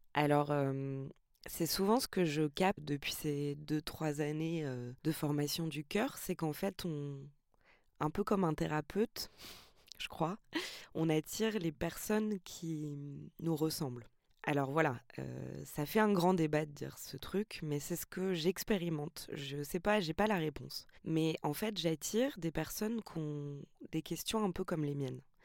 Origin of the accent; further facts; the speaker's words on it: Montreuil, Île-de-France, France; Je suis née à Montreuil, je suis née dans les quartiers